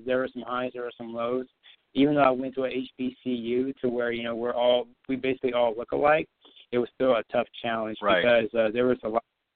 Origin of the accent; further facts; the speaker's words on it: Alabama, United States; moved away as an adult; I grew up in Alabama